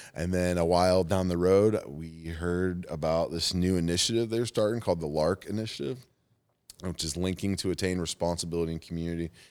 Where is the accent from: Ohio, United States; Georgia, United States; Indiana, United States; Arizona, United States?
Indiana, United States; Fort Wayne; moved away; Fort Wayne's my hometown.